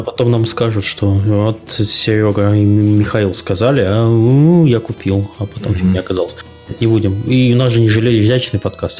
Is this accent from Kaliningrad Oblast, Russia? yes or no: yes; Kaliningrad, Kaliningrad Oblast, Russia; я местный человек из Калининграда